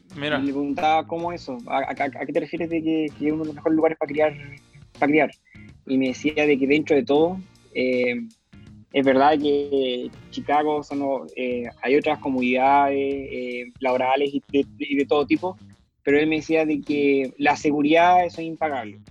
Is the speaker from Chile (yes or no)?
yes; Temuco, Araucanía, Chile; also born or lived in Ithaca, New York, United States; soy de Temuco porque es el lugar donde me crié